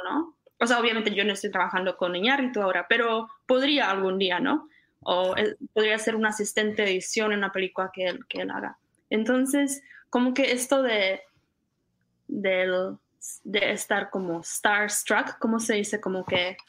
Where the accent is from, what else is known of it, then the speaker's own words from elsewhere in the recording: Czechia; moved away as an adult; also born or lived in Costa Rica / Connecticut; now in California, United States; yo cuando salí de República Checa iba a estudiar